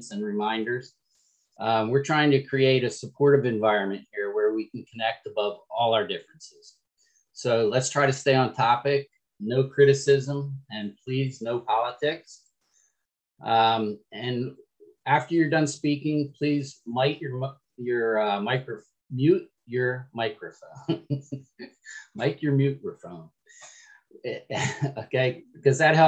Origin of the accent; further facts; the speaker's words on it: Florida, United States; I'm from Florida